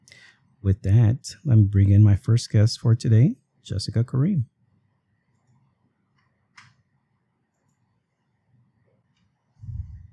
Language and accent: English; Guatemala City, Guatemala Department, Guatemala; now in Chicago, United States; I was raised in Guatemala City in Central America